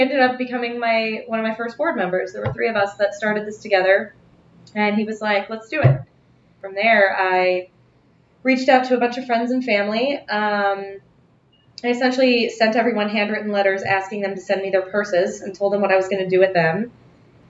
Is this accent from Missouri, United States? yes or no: no; Las Vegas, Nevada, United States; now in New York, United States; I'm from Las Vegas originally